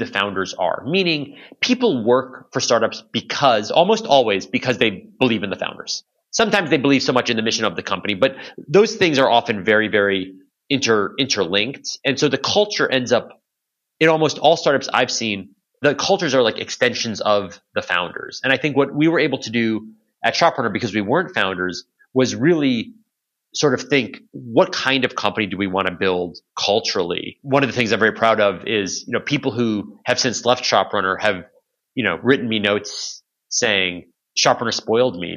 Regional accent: Chicago, Illinois, United States; moved away as an adult; also born or lived in Boston / New York / San Francisco; I was born and raised in Chicago, in the Chicago area.

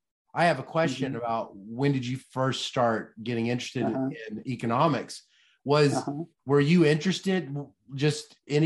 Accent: the South, United States; you can tell I'm from the south.

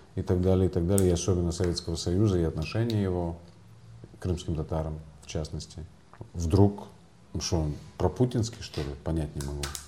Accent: Crimea, Ukraine; moved away as an adult; now in Kyiv, Ukraine

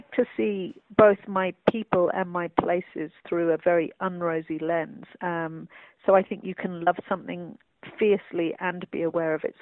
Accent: London, United Kingdom; I grew up in London

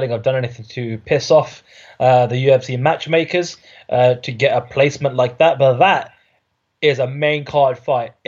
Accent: United Kingdom; I'm a Brit

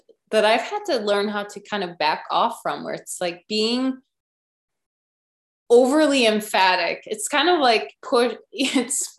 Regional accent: Illinois, United States; also born or lived in California; now in Norway; I came from the Midwest

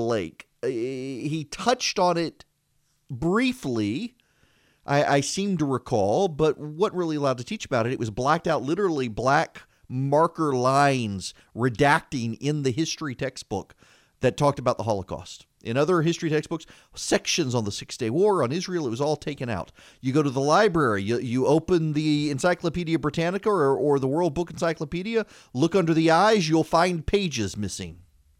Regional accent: Dubai, United Arab Emirates; I grew up in Dubai. And I went, Dubai was very Western. It was the freest of all the Islamic countries in the Middle East.

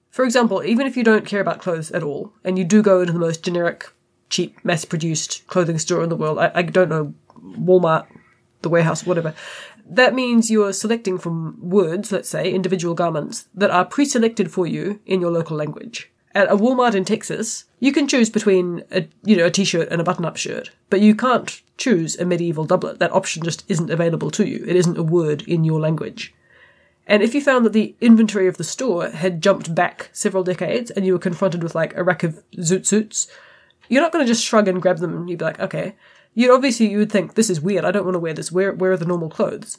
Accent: New Zealand

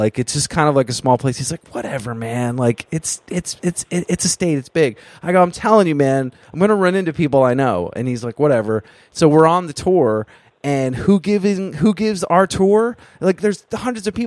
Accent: Vermont, United States; now in New York City, United States; I live in New York City, but I grew up in Vermont.

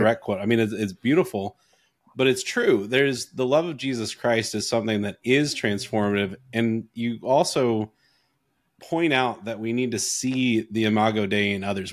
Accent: North Carolina, United States; also born or lived in Canada; I grew up in North Carolina. I grew up in the middle of nowhere in North Carolina

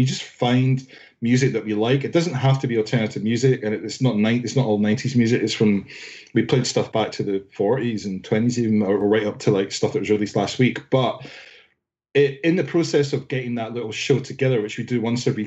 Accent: Scotland, United Kingdom; now in London, United Kingdom; I'm in Northwest London, but I'm actually from Scotland.

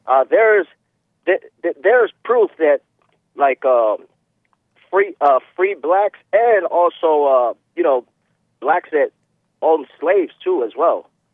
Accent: Florida, United States; I'm from Florida

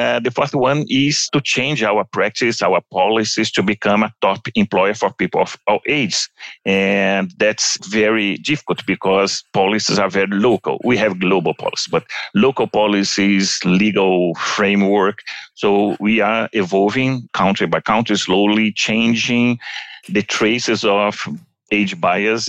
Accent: Brazil; If you come to Brazil, my hometown, talking from São Paulo

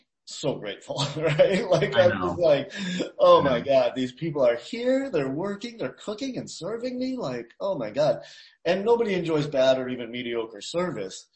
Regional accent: Boston, Massachusetts, United States; now in Asheville, United States; I grew up in Boston

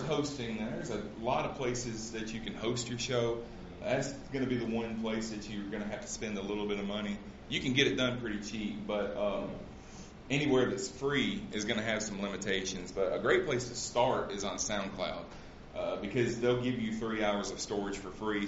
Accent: Central Alabama, United States; I grew up in Central Alabama, so sometimes my grammar is not exactly correct

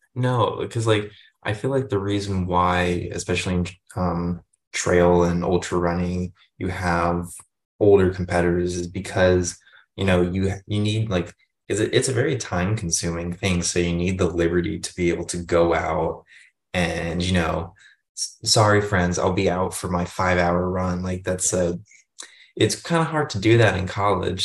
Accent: Northern Virginia, United States; I'm from Northern Virginia

